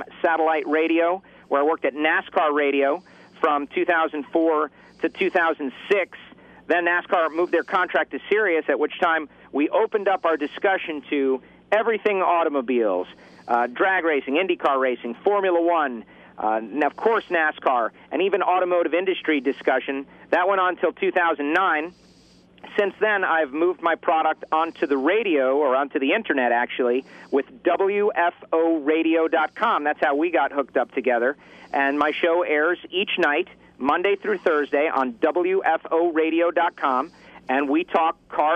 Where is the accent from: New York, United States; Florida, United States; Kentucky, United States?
Florida, United States; South; I started out at Miami Hollywood Speedway, a local track we had here in South Florida